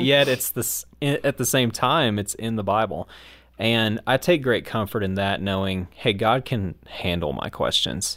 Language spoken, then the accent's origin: English; United States; my American biased mind